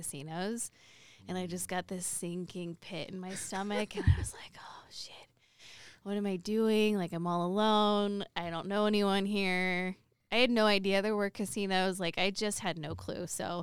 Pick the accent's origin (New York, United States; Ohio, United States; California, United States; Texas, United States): California, United States; Los Angeles; moved away as an adult; now in Reno, United States; I grew up in Southern California